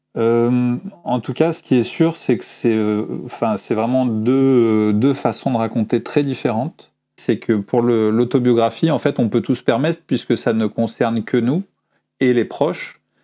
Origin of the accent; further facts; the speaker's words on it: France; moved away as an adult; j'étais un Français qui habitait à l'étranger